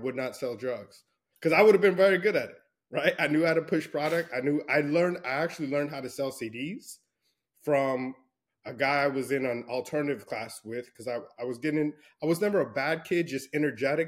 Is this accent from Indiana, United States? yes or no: no; El Paso, Texas, United States; I grew up in Fort Bliss in El Paso, Texas, West Texas